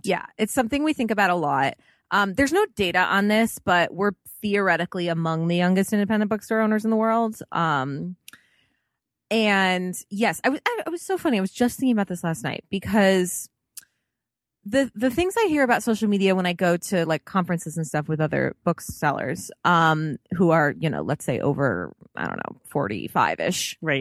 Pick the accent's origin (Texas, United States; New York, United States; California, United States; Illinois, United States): Illinois, United States; Chicago; I am from Chicago.